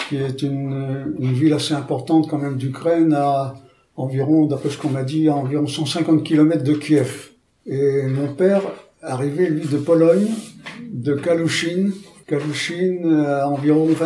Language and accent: French; Paris, Île-de-France, France; born there; Je suis né à Paris.